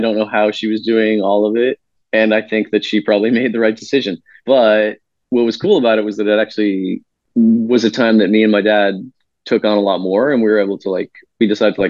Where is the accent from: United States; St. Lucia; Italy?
United States; Concord, Massachusetts; now in Chicago, United States; I'm from Concord, Massachusetts